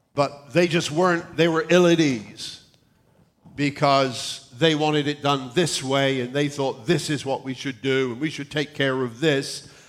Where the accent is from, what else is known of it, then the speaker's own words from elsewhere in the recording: South West England, United Kingdom; moved away; the area in England where I come from in the southwest, it is kind of farming country.